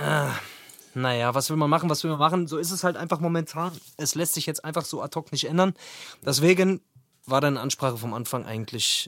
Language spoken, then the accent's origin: German; Wetterau, Hesse, Germany; Ich bin ja ursprünglich aus der Wetterau, hier in Hessen